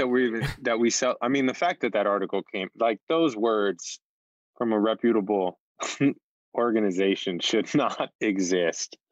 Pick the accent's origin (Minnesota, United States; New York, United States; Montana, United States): New York, United States; New York City; As a New Yorker